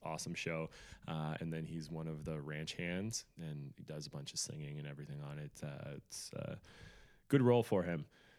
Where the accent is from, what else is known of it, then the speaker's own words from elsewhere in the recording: Albany, New York, United States; It's an Albany dialect. Or is it Utica? Upstate New York. Yeah, I'm from Albany.